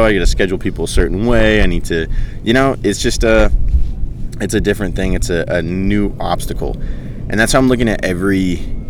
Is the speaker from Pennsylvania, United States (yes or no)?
no; York, Maine, United States; moved away as an adult; now in California, United States; I went to my hometown beach in York